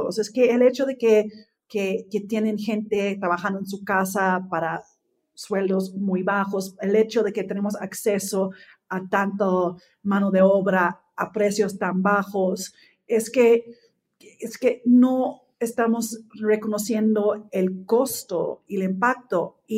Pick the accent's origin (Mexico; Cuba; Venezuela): Mexico; Entonces yo siento que como mexicanos tenemos que ser mucho más exigentes